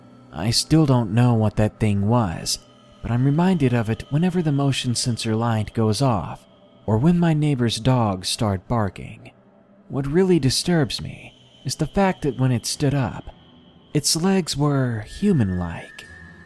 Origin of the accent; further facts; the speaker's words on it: Massachusetts, United States; in my home state of Massachusetts, we're no strangers to snow.